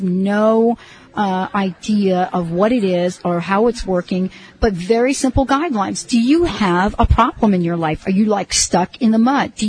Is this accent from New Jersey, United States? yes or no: yes; New Jersey, United States; also born or lived in New York; I'm from New Jersey, you know, and so actually New York, New Jersey